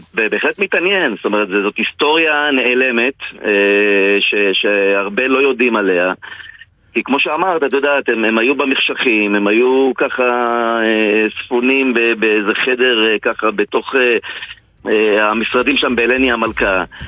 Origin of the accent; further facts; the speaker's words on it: Ra'anana, Central District, Israel; שאני גדלתי בשכונה, שכונה שנקראת קריית שרת ברעננה